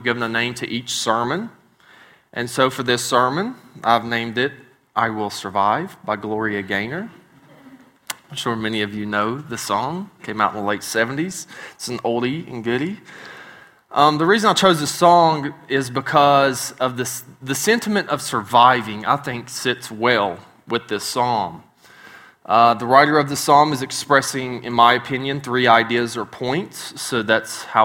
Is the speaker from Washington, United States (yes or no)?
no; West Virginia, United States; moved away; I'm a hillbilly from West Virginia. So I do not pronounce words right sometimes